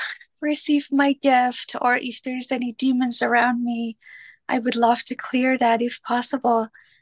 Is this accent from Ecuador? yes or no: no; Iran; now in Seattle, United States; I live in Seattle. I'm originally Persian from Iran.